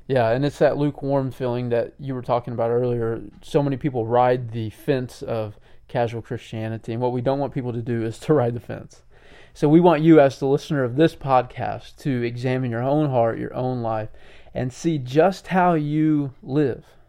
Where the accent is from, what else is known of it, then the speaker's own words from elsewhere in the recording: United States; us as American people today